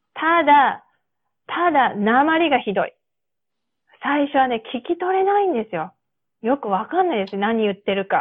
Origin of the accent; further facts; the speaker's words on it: Japan; accent: Japanese-accented English; moved away; 私のこの日本語なまりの英語